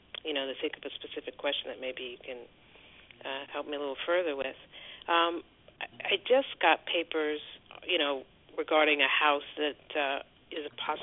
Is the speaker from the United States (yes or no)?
yes; New York City, New York, United States; now in Winston-Salem, North Carolina, United States; I was born in the Bronx, New York.